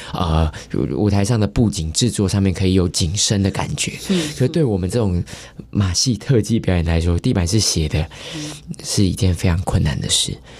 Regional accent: Taiwan; I come from Taiwan

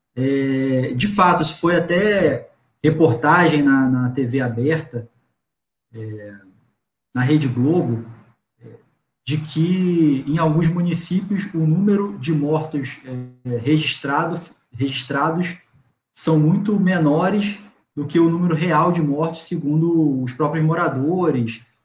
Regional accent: Cabo Frio, Rio de Janeiro, Brazil; eu sou de Cabo Frio, né? É a região que menos chove aqui do estado.

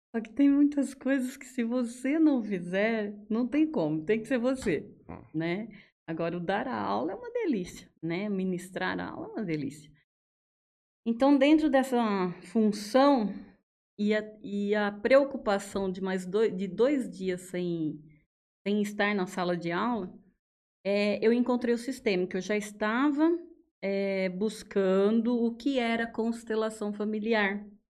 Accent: Araraquara, São Paulo, Brazil; moved away as an adult; also born or lived in Mato Grosso / Mato Grosso do Sul; now in Jales, Brazil; Eu sou da cidade de Araraquara, sou nascida lá. E acabei morando em vários lugares

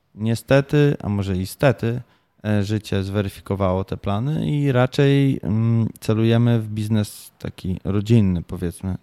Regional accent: Tricity, Pomeranian Voivodeship, Poland; moved away as an adult; also born or lived in Japan / Kraków; Ja jestem z Trumiasta

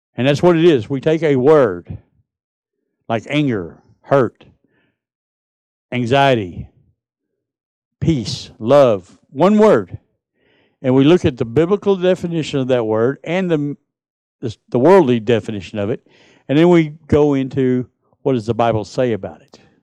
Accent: United States; I'm from Texas, Mississippi.

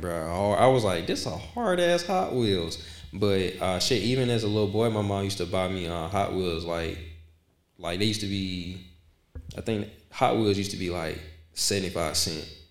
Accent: Decatur, United States; from Decatur, um, born and raised.

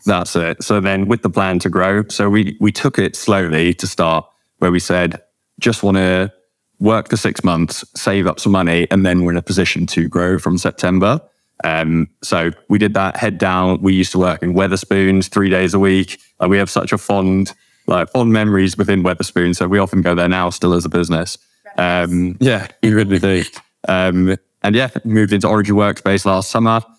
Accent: Cheddar, South West England, United Kingdom; moved away as an adult; also born or lived in South Africa / Liverpool; now in Bristol, United Kingdom; I'm from South Africa. Um, moved here when I was young, grew up in Cheddar

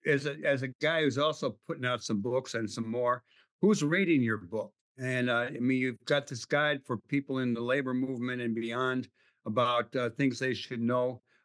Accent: Connecticut, United States; Connecticut, my home state

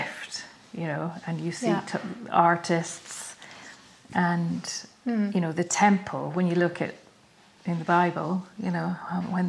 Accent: Scotland, United Kingdom; moved away as an adult; also born or lived in London; being Scottish

